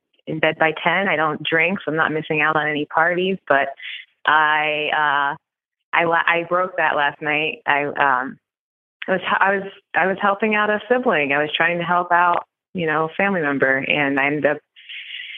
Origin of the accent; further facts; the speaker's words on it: Appalachia, United States; I grew up in that area and, you know, I am a Black woman growing up in Appalachia